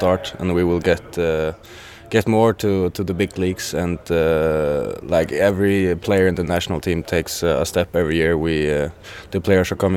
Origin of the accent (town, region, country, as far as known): Faroe Islands; born or raised there